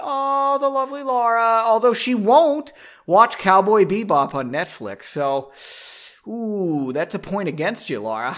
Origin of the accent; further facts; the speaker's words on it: United States; As an American